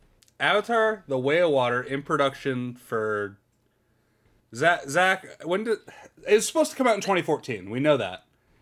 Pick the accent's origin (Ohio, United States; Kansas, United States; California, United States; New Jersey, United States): California, United States; moved away; I'm back in California